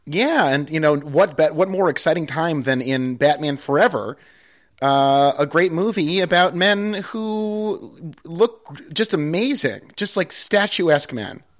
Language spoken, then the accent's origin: English; Pittsfield, Massachusetts, United States; Pittsfield, my hometown